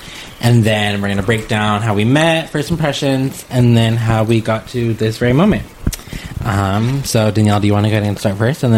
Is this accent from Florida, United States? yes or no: no; Hollister, California, United States; 23 years old, born and raised in Hollister, California.